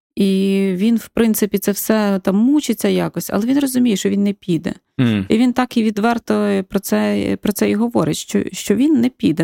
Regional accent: Ukraine; first language Ukrainian; moved away as an adult; also born or lived in Kyiv / Barcelona; Я виросла все рівно з українською свідомістю в україномовній сім'ї

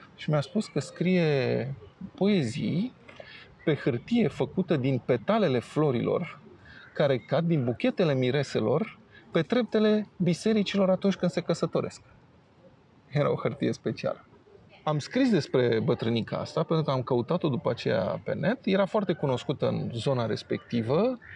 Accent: Romania; m-a întrebat de unde sunt, că am văzut că sunt străin și a zis că sunt din România

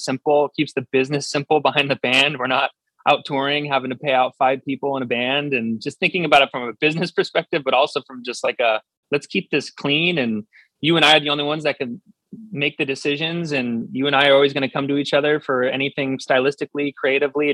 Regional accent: Southern California, United States; growing up in Southern California

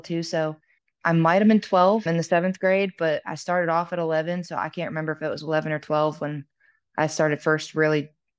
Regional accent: Vermont, United States; born or raised there

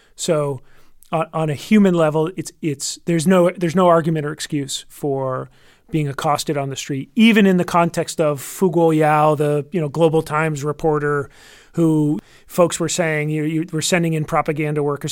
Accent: United States; as an American

